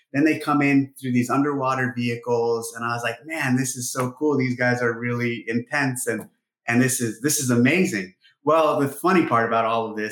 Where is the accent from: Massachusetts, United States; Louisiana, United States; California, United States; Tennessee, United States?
California, United States; Ramona; moved away as an adult; also born or lived in San Jose, California; I grew up on the ranch in Romans, California, our 65-acre ranch that's the home of the first three CrossFit Games. And actually, I was born in San Jose, and we moved to this property when I was in the second grade